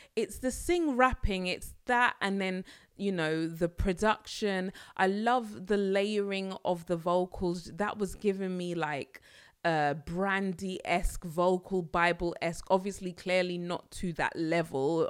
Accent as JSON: {"language": "English", "region": "London", "country": "United Kingdom", "said": "I'm a Londoner"}